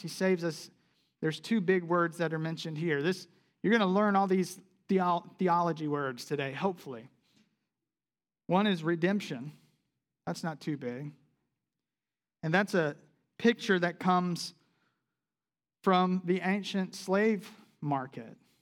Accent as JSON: {"language": "English", "region": "South Carolina", "country": "United States", "tie": "born or raised there", "moved": "yes", "said": "I grew up in South Carolina."}